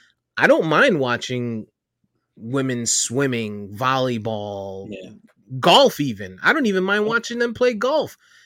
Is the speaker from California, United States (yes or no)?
no; Connecticut, United States; It's because I'm from Connecticut and I'm a UConn fan.